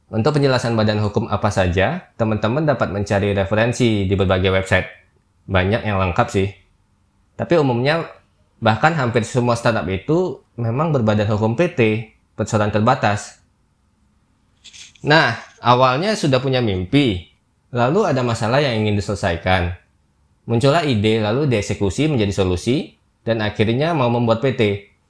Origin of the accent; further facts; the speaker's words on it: Jambi, Indonesia; now in Jakarta, Indonesia; Saya pun perantauan juga dari Jambi, kalau nggak berlabuh di Jakarta, pasti knowledge tentang dunia startup sewaktu di daerah itu ya biasa aja sih